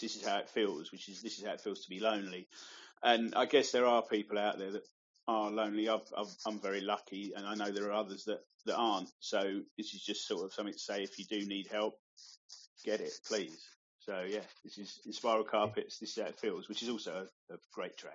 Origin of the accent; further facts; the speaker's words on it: Cheshunt, East of England, United Kingdom; moved away as an adult; now in St Albans, United Kingdom; my hometown, Cheshunt